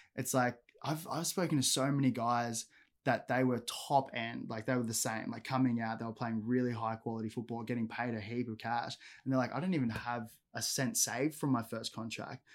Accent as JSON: {"language": "English", "town": "Gold Coast", "region": "Queensland", "country": "Australia", "tie": "born or raised there", "said": "I grew up on the Gold Coast, um, predominantly Palm Beach"}